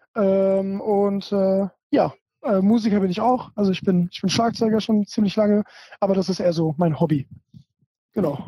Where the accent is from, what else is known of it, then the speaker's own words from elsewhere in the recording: Germany; bin auf jeden Fall hier in, in, Deutschland geboren, aber wenn man so bilingual oder fast so trilingual aufwächst